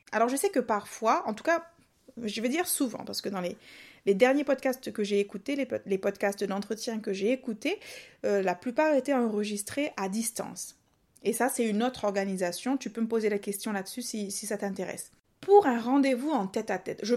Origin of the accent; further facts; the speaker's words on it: Réunion, France; accent: mix of southern accent; En fait, moi je suis réunionnaise, mais j'ai un mélange d'accent du sud et du.